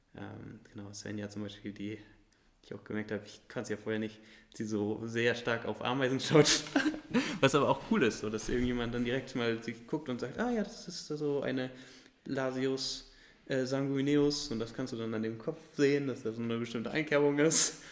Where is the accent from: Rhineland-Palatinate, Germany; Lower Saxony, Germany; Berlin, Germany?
Lower Saxony, Germany; Göttingen; ich komme ja aus Göttingen